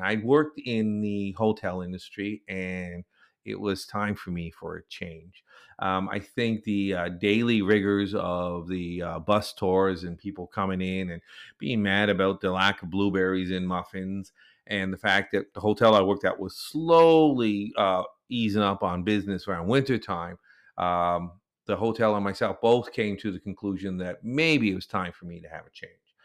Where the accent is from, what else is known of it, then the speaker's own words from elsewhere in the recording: Nova Scotia, Canada; moved away as an adult; also born or lived in South Korea; I grew up mostly in Eastern Canada, mostly in a province called Nova Scotia